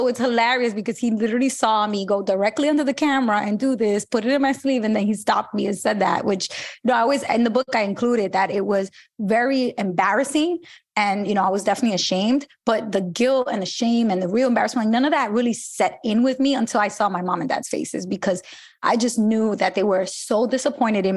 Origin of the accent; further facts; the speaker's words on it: New York City, New York, United States; I grew up in Brooklyn in Bushwick